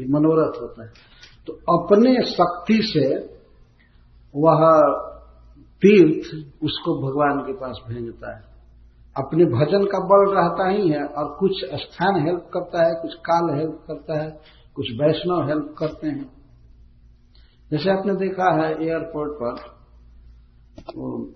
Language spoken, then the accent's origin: Hindi; a village near Kudra station, Bihar, India; Kudra station पर हमारे गांव के निकट जो स्टेशन है